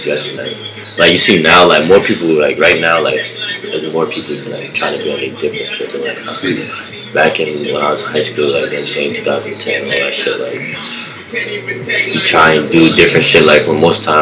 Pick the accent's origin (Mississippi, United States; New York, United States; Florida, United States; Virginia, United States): New York, United States; New York City; I'm from Brooklyn.